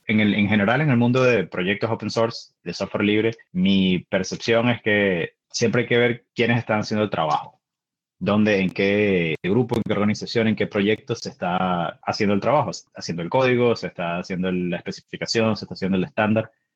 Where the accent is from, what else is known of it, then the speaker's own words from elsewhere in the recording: Venezuela; now in Seattle, United States; Soy venezolano, vivo en Seattle